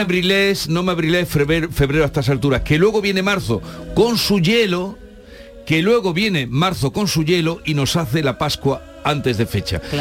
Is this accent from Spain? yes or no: yes; Villa del Río, Andalusia, Spain; yo soy de Villa del Río